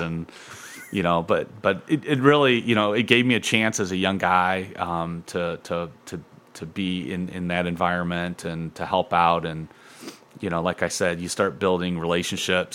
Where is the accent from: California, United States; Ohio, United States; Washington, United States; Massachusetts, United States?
Ohio, United States; Toledo; I grew up in Point Place